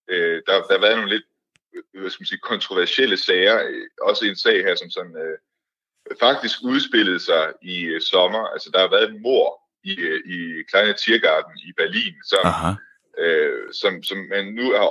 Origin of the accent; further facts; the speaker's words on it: Denmark; som dansker